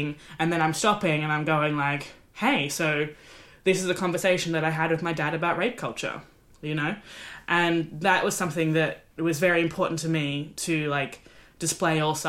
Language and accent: English; Australia; now in United Kingdom; I'm Australian in the UK